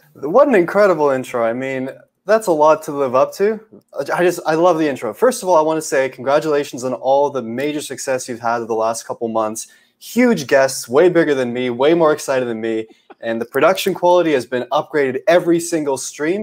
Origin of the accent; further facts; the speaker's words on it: Canada; I'm Canadian